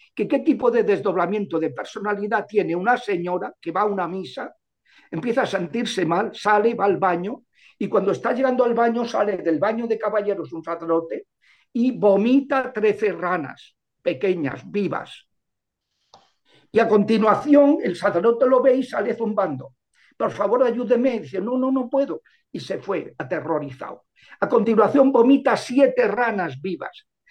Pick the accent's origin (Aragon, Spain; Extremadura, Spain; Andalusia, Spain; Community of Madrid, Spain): Community of Madrid, Spain; Madrid; yo soy de Madrid